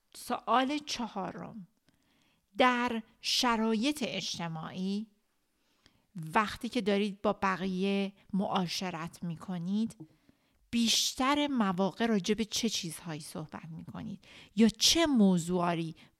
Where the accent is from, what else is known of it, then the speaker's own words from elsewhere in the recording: Iran; ماهایی که ایرانی هستیم به خاطر مدل ایران وقتی که بزرگ شدیم